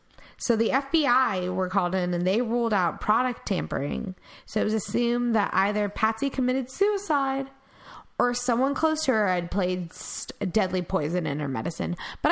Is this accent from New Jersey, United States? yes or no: no; Texas, United States; I'm Texan.